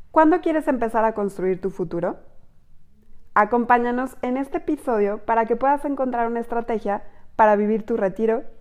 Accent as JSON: {"language": "Spanish", "country": "Mexico", "said": "Somos mujeres mexicanas"}